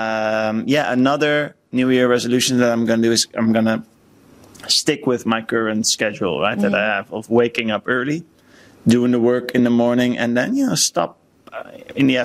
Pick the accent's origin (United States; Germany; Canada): United States; I'm American